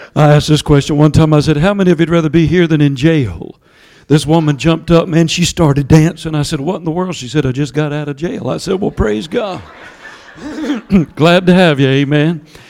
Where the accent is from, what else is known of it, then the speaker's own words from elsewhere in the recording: Georgia, United States; accent: southern; my southern accent from Georgia